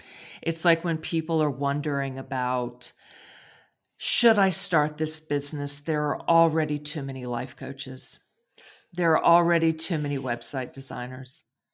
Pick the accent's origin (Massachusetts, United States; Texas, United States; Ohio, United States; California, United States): Texas, United States; Me too.